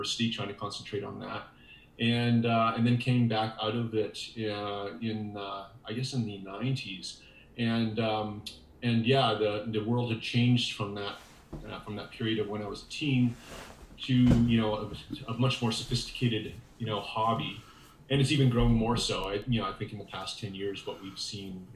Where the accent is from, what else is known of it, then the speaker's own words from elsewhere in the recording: Saskatchewan, Canada; I'm from the Canadian prairies in Saskatchewan. I was born and raised here